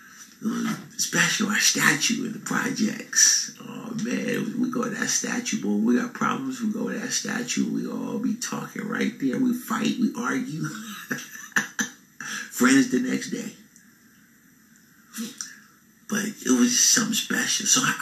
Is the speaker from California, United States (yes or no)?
yes; San Francisco, California, United States; moved away; also born or lived in Richmond, California; I grew up in San Francisco. I lived in Richmond, and my family too. But I grew up in Fillmore in the West Side Addition.